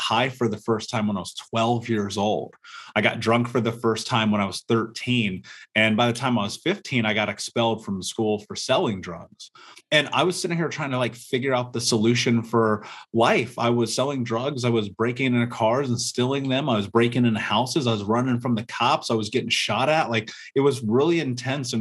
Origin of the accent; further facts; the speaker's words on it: Indianapolis, Indiana, United States; I grew up in America, in Indianapolis, in a major city